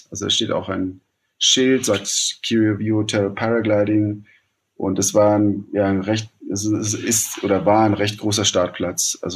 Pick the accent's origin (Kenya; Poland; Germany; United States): Kenya; Nairobi; Zum einen, ich bin in Nairobi aufgewachsen. Ähm, deswegen, ich kenne die, die Stadt.